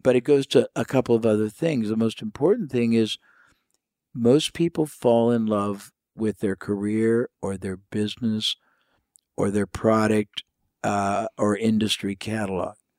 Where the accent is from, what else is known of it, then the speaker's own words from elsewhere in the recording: United States; I was from the United States